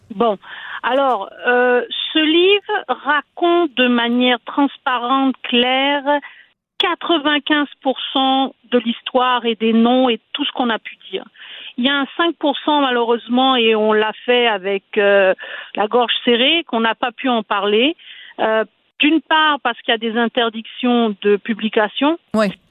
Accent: Quebec, Canada; chez nous au Québec

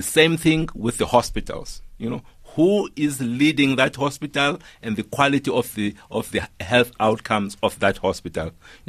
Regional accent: Eastern Cape, South Africa; You know, I come from a rural area. I come from Mteto in Tabase. When I grew up, there was no internet in the schools that I had, absolutely.

